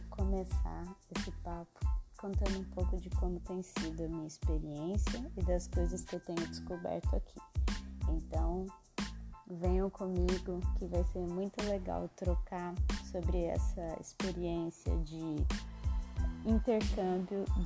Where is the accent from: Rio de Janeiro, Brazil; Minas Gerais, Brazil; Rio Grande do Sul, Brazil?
Minas Gerais, Brazil; Eu, como uma boa mineira, adoro uma história mas em Minas, o que, a gente, o que eu sempre percebi é que o mineiro gosta de contar aquele caos comprido